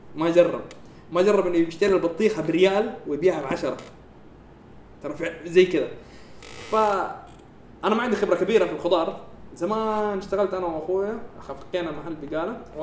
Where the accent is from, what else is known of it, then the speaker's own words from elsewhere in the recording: Saudi Arabia; انا بنفسه كسعودي